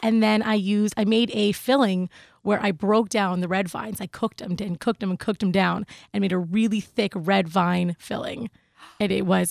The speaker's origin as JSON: {"language": "English", "town": "Seattle", "region": "Washington", "country": "United States", "moved": "yes", "said": "I'm a West Coast girl. I'm originally from Seattle"}